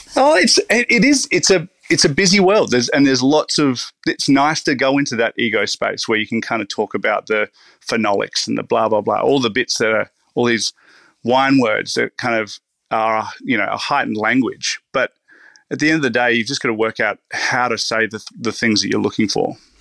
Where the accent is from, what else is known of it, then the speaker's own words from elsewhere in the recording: Riverland, South Australia, Australia; now in Melbourne, Australia; I grew up in the Riverland, which is it's starting to become quite a um, reputable area